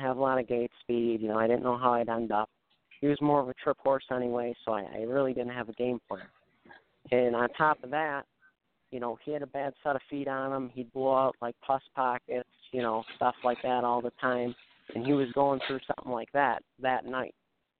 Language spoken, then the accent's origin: English; Buffalo, New York, United States; growing up in the Buffalo area